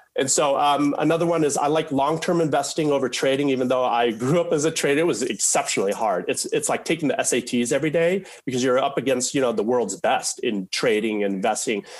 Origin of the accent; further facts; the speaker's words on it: Mukilteo, Washington, United States; we were raised in Mukilteo, Washington, a suburb of Seattle